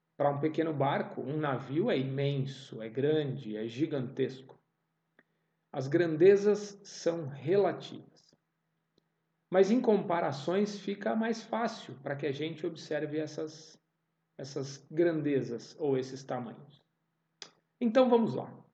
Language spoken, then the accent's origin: Portuguese; São Paulo, Brazil; Eu nasci em São Paulo. Eu nasci na cidade de São Paulo.